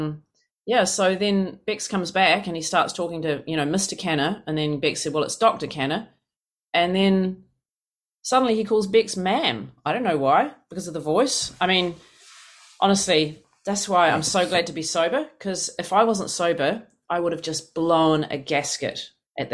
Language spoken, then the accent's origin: English; New Zealand; moved away as an adult; now in United States; I come from New Zealand. It's this country of 5 million